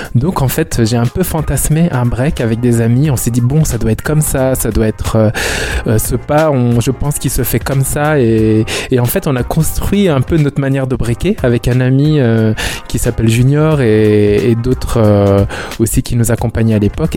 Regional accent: Brittany, France; nous on est de la Bretagne

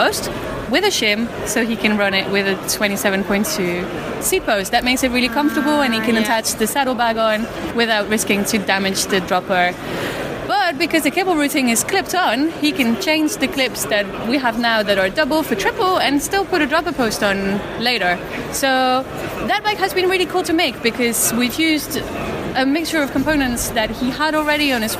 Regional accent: Belgium; I come from Belgium and I make Mercury bikes

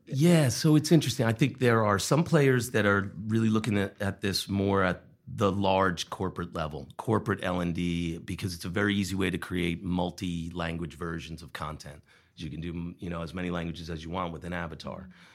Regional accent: Long Island, New York, United States; moved away as an adult; also born or lived in Wilmington, Vermont; now in Vermont, United States; I'm originally from New York. I grew up on Long Island

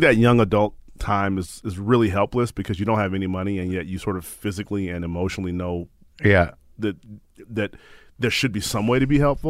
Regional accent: Chicago, Illinois, United States; Born and raised in Chicago.

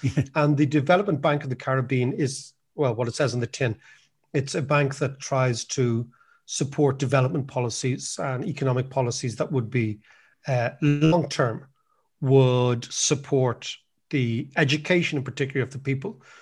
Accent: Ireland; America in the eighties as an Irish student

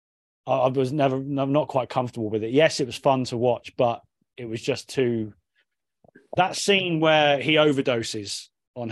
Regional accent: Cornwall, South West England, United Kingdom; growing up in Cornwall in the 90s

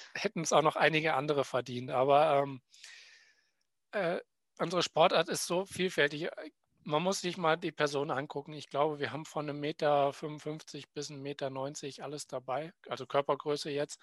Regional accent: Willingen, Hesse, Germany; in meinem Heimatort Willingen

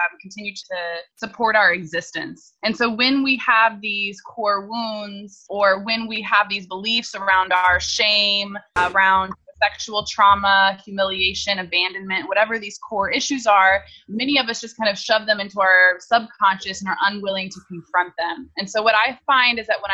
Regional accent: Indianapolis, Indiana, United States; I was born in Indianapolis, Indiana, in the Midwest, in the United States, to a wonderful, loving family.

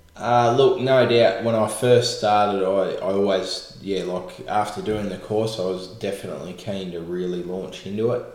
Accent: Echuca, Victoria, Australia; also born or lived in Rochester, Victoria; born and bred in Chuka

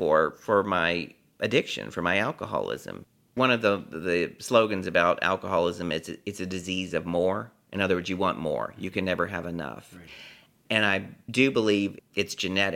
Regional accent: Beaumont, Texas, United States; moved away as an adult; now in New York City, United States; Beaumont, Texas

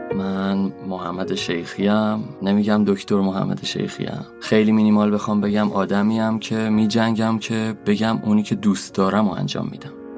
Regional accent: Rafsanjan, Kerman Province, Iran; moved away; also born or lived in Isfahan; اصالتا رفسنجانی هم استان کرمان

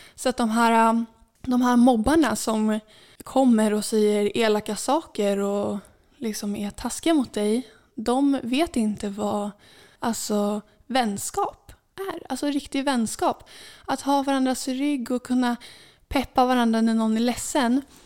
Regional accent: Saltsjöbaden, Stockholm County, Sweden; i min uppväxt här i Saltsjöbaden

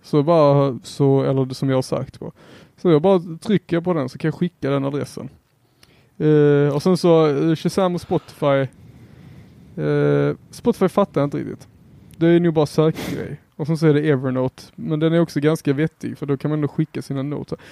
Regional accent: Helsingborg, Skåne, Sweden; Jag är helsingborgare här

